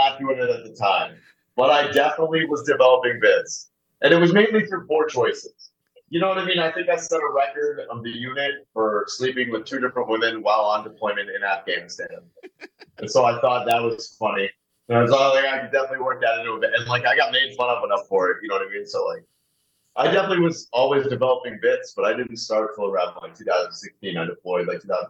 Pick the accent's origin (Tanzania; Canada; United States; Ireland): United States; Southern New Hampshire; moved away as an adult; also born or lived in Manchester, New Hampshire; now in Lowell, United States; No, I was Southern New Hampshire guy, then a Manchester guy.